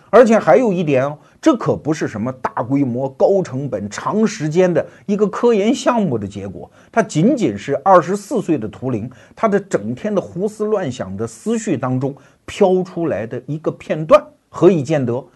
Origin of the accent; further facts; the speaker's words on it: China; 我们中国人